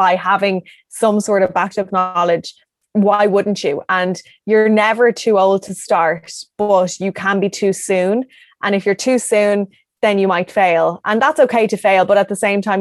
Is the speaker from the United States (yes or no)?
no; Ireland; I'm from Ireland. The longest I've been away was 2 weeks.